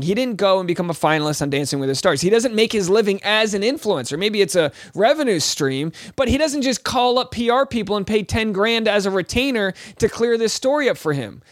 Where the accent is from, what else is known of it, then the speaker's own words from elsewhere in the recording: Rhode Island, United States; I'm from Rhode Island